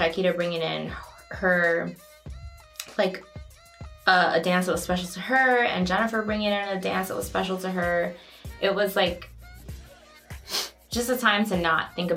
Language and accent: English; Chicago, Illinois, United States; also born or lived in Houston, Texas; I grew up in Logan Square, but I was born in Houston